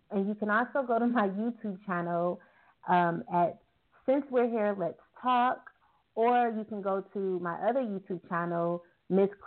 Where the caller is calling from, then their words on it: Arizona, United States; I'm calling from Arizona.